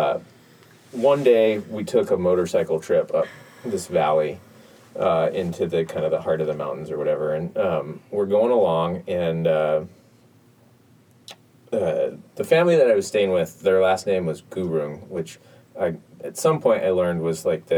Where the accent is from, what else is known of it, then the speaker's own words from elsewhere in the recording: United States; I'm an American